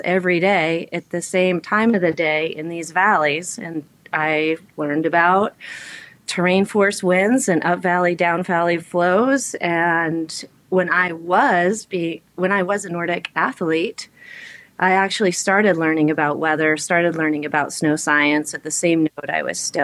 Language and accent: English; Salt Lake City, Utah, United States; now in Girdwood, United States; I grew up in Utah, skiing and playing in the summer in the winter mountains of the Wasatch.